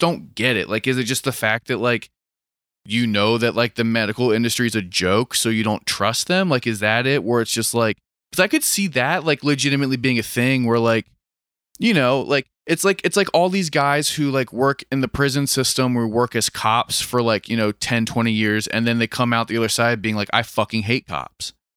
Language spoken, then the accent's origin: English; Maryland, United States; I was from Maryland